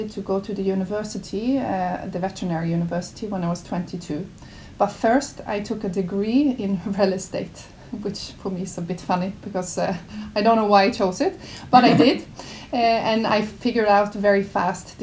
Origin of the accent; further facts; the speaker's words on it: Norway; moved away as an adult; also born or lived in Mozambique; now in Houston, United States; growing up in Norway, I would say I was surrounded by animals all the time